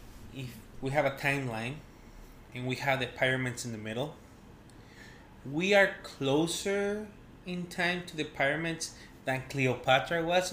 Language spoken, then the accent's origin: English; Mexico; born or raised there